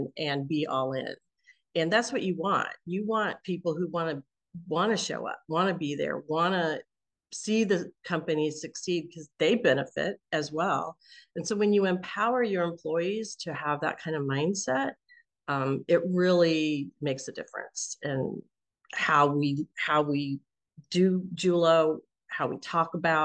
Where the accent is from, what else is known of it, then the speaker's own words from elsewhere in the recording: Kansas City, United States; moved away; Kansas City, which is my hometown.